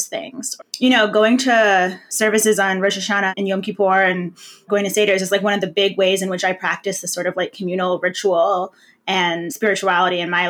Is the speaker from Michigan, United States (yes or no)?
yes; Ann Arbor, Michigan, United States; a specific Jewish community where I grew up in Ann Arbor, Michigan